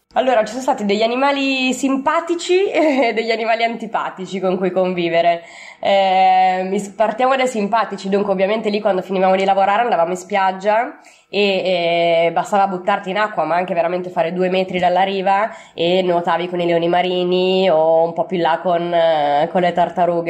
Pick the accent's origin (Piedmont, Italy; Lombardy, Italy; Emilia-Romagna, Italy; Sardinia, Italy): Lombardy, Italy; Milan; sono di Milano e ho 32 anni